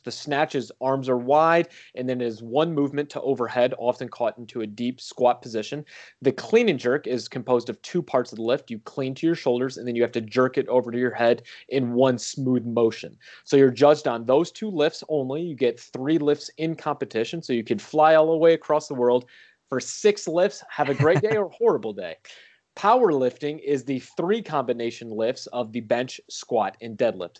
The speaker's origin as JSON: {"language": "English", "town": "St. Louis", "region": "Missouri", "country": "United States", "tie": "born or raised there", "said": "I grew up in Saint Louis, so Eureka High School"}